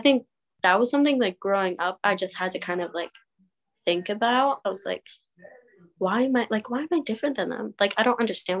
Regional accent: Reading, Pennsylvania, United States; me growing up in Reading, I never saw a gun. I've never experienced a shooting.

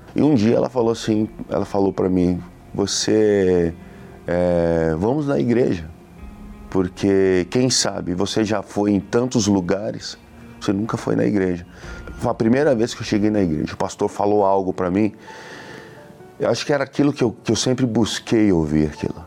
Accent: Suzano, São Paulo, Brazil; sou da cidade de Suzano

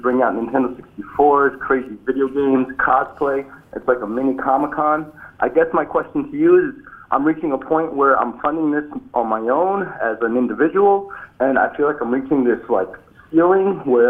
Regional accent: Jersey City, New Jersey, United States; I'm from Jersey City

